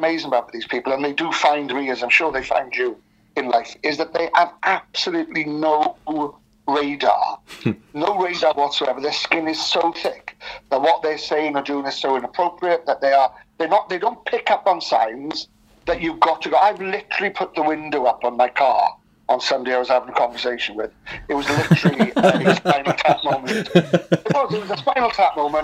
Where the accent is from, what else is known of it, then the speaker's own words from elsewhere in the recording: Wales, United Kingdom; I'm obviously Welsh, and there's a melancholic streak to us